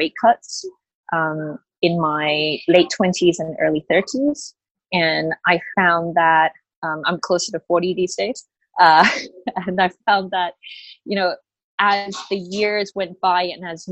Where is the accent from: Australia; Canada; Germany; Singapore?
Australia; moved away as an adult; also born or lived in Malaysia; now in Hong Kong; I grew up in Australia